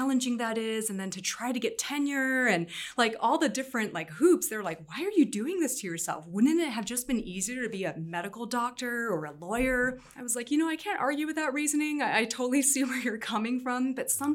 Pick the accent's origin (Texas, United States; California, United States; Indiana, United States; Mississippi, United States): California, United States; growing up bicultural, I think, you know, on the one hand, of course, being American, but on the other hand, having this Vietnamese background